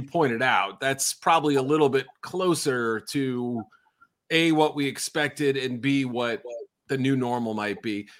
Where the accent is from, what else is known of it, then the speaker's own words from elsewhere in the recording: New England, United States; I grew up in New England